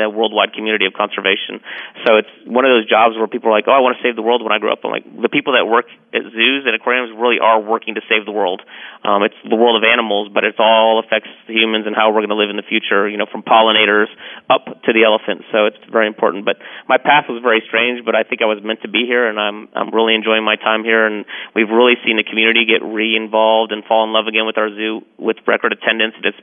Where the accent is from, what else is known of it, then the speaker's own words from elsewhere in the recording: Dallas, Texas, United States; also born or lived in San Antonio, Texas; we really moved up to Dallas, and I grew up in Dallas